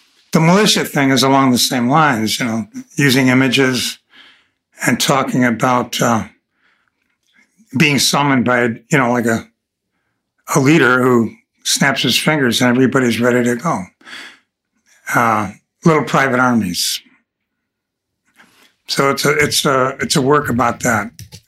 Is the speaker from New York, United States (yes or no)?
yes; Buffalo, New York, United States; I was from Buffalo, New York